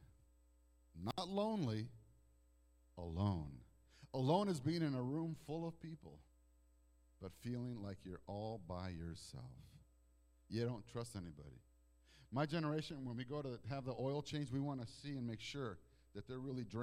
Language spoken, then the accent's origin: English; Toronto, Ontario, Canada; also born or lived in Mexico; now in United States; I was born in Toronto, Canada